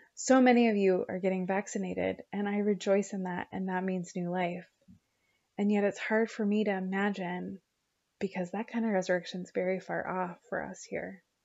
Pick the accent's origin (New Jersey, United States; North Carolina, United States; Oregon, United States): Oregon, United States; I grew up in eight Oregon